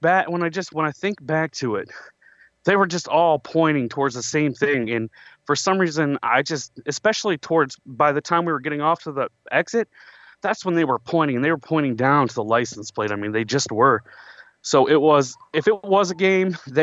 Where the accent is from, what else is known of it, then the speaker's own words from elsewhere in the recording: Westland, Michigan, United States; I'm from Westland, Michigan